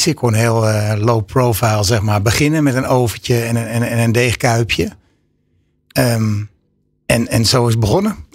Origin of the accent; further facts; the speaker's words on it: Amsterdam, North Holland, Netherlands; moved away; Ik woonde inmiddels al langer onder de rivieren dan daarboven. Ik kom uit Amsterdam. Ehm, niet echt een plek waar worstbroodjes bekend zijn.